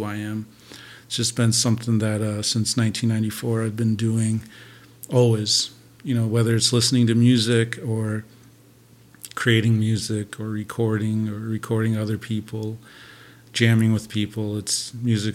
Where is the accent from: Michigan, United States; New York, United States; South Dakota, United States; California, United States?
South Dakota, United States; Rapid City; also born or lived in Bismarck, North Dakota / Eagle Butte, South Dakota / Vermillion, South Dakota / Sioux Falls, South Dakota; now in Flandreau, United States; I was born in Bismarck, North Dakota. Grew up in Eagle Butte, a little place called On the Trees. And then I grew up mostly in Rapid City, South Dakota.